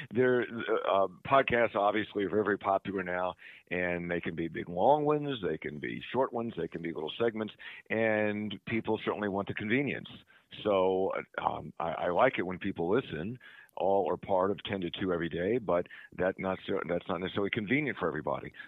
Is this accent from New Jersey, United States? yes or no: no; Eastern Panhandle, West Virginia, United States; also born or lived in Summit Point, West Virginia / Charles Town, West Virginia / Morgantown, West Virginia; I was growing up in Eastern Panhandle